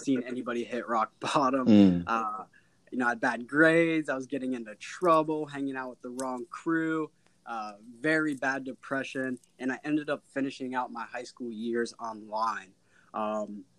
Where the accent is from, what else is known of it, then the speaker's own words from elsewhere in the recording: Cincinnati, Ohio, United States; I was always born and raised in Cincinnati, Ohio